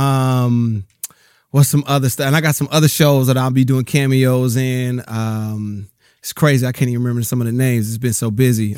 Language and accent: English; Rialto, California, United States; also born or lived in Bellflower, California / Compton, California; I grew up in Rialto, California